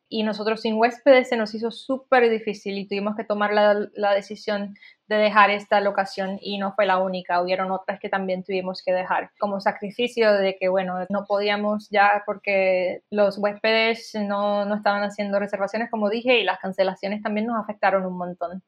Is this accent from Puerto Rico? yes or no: yes; Puerto Rico; moved away; Yo soy de Puerto Rico